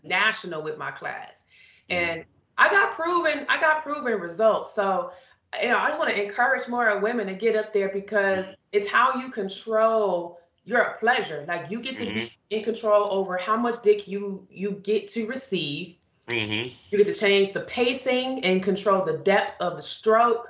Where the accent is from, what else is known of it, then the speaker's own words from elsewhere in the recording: Chicago, Illinois, United States; I grew up, I'm from Chicago.